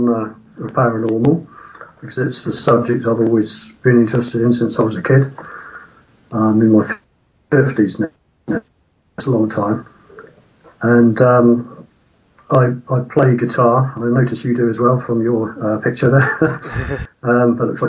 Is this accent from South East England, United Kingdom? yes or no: yes; Woking, South East England, United Kingdom; They were from my hometown